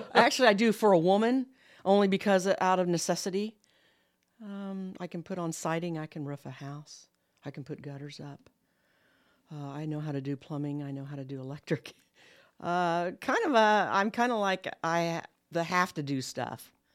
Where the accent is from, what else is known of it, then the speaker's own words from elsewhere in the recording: Columbus, Ohio, United States; moved away as an adult; also born or lived in Kokomo, Indiana; now in Muncie, United States; I'm actually from Columbus, Ohio, born and raised